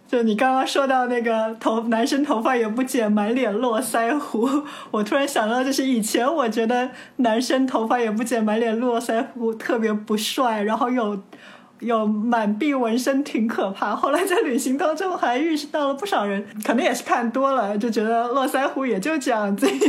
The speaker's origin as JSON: {"language": "Chinese", "country": "China", "said": "我说中国来的，我说中国人"}